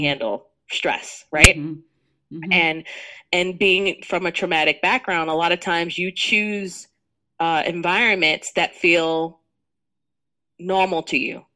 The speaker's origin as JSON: {"language": "English", "town": "New York City", "region": "New York", "country": "United States", "tie": "born or raised there", "said": "I grew up in Jamaica, Queens, Southside Jamaica, Queens"}